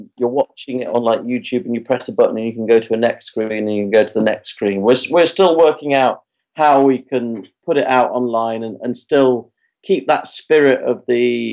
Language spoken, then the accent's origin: English; Derbyshire, East Midlands, United Kingdom; I'm from Derbyshire. When I was a kid, a little cinema in Derby called the Metro